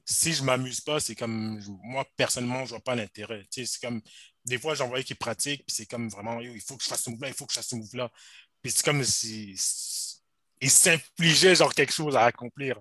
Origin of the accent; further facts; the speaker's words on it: Montreal, Quebec, Canada; also born or lived in Rosemont, Montreal; j'ai grandi à Outremont